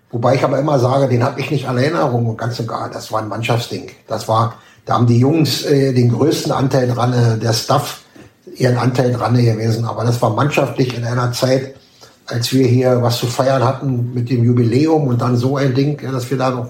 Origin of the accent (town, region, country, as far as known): Zeuthen, Brandenburg, Germany; born or raised there